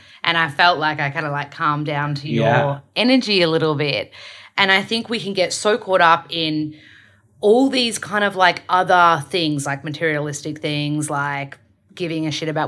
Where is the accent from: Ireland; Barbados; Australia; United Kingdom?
Australia; accent: Australian; Because my accent is really strong, Australian, I have to slow down and kind of like – fix my R's.